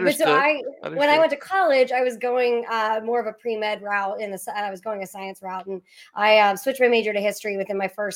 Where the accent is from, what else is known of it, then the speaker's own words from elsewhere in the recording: Pittsburgh, Pennsylvania, United States; I'm from Pennsylvania, from Pittsburgh